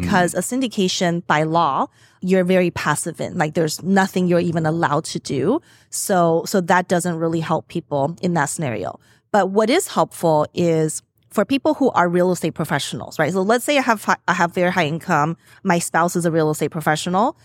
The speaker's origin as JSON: {"language": "English", "town": "Las Vegas", "region": "Nevada", "country": "United States", "moved": "yes", "said": "I'm from Las Vegas mm-hmm. originally"}